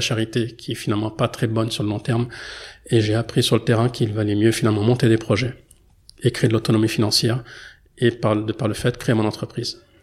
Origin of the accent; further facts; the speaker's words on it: France; même si je suis né en France et que j'ai grandi en France